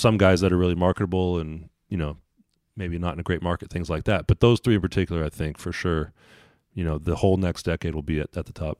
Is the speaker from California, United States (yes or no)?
yes; Sacramento, California, United States; moved away as an adult; also born or lived in Oregon; growing up in Sacramento